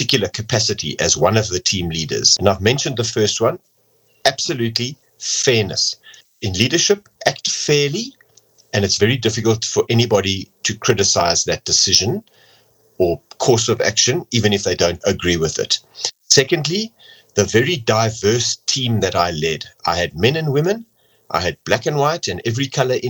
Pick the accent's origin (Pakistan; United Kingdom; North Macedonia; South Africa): South Africa; first language English; Me as an English-speaking South African